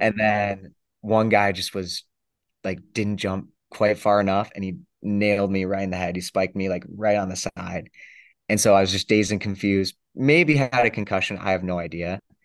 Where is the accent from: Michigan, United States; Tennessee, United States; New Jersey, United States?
Michigan, United States; I'm from Fenn, Michigan